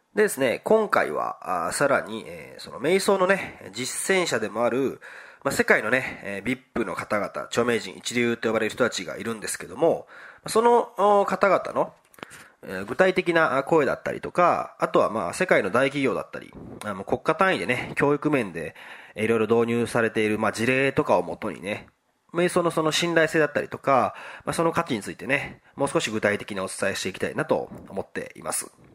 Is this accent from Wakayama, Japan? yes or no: yes; Wakayama, Japan; 和歌山県の生まれなんですけど